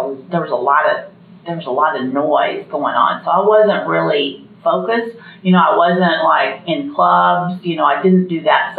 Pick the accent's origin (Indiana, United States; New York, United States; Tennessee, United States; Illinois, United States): Indiana, United States; Indianapolis; I grew up in Indianapolis, and I'm the oldest